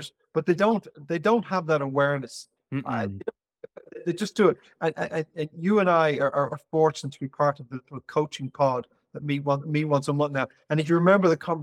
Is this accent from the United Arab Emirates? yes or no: no; Ireland; I'm Irish